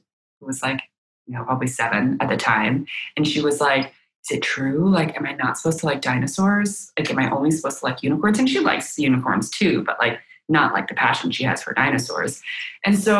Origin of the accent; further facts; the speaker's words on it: United States; first language Chinese; English is a second language; I'm living in America, I'm very proud to be an American, but, you know, I speak Chinese purely